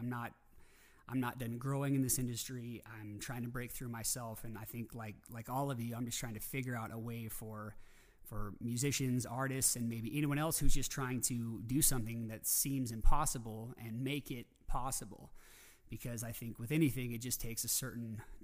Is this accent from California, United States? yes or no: no; Coeur d'Alene, Idaho, United States; my hometown in Coeur d'Alene, Idaho